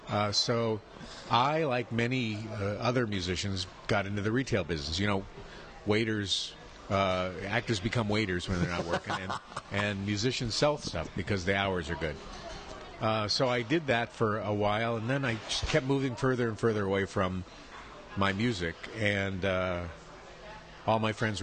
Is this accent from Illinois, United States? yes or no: no; San Francisco, California, United States; moved away as an adult; now in Los Angeles, United States; I grew up in San Francisco in the middle of the late 60s, early 70s, in the middle of the universe.